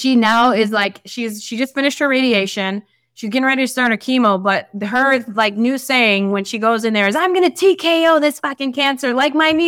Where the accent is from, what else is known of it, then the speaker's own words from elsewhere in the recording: Chicago, Illinois, United States; moved away; my family, I come from Chicago. I come from the hood.